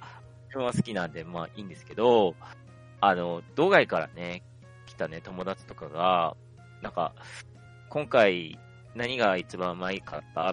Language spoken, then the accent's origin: Japanese; Hokkaido, Japan; 自分北海道民